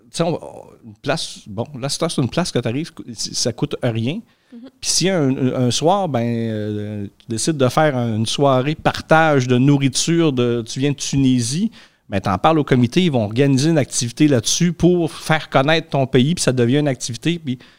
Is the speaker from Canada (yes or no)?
yes; Quebec, Canada; now in Greece; Moi, si je viens, je viens, bon, viens du Québec, puis je suis, euh, je suis en Grèce, ben, m'a mangé euh, comme les Grecs, sauf qu'un soir, ben, je vais aller faire un souper, peut-être bien typiquement québécois